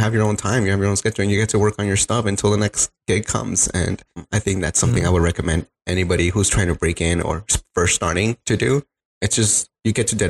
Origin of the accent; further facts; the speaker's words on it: Los Angeles, California, United States; I grew up in the Valley, so I wasn't really familiar with East LA.